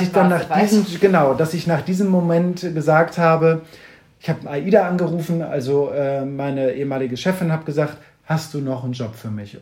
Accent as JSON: {"language": "German", "town": "Kiel", "region": "Schleswig-Holstein", "country": "Germany", "moved": "yes", "lives_now": "Hamburg, Germany", "said": "ich komme aus Kiel, wohne mittlerweile immer mal wieder on and off, aber äh, schlussendlich immer wieder in Hamburg"}